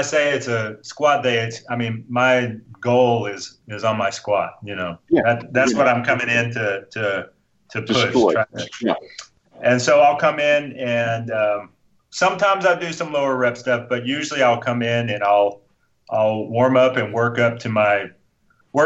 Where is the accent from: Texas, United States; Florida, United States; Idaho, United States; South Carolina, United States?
Texas, United States; Austin; I grew up. I'm a Texan guy. I grew up here. I grew up eating nothing but barbecue